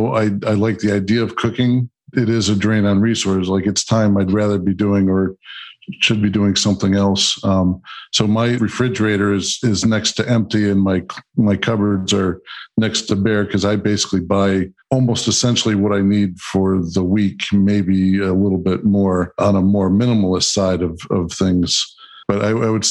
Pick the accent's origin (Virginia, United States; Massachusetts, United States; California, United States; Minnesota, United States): Massachusetts, United States; Beverly; from Beverly, just north of Boston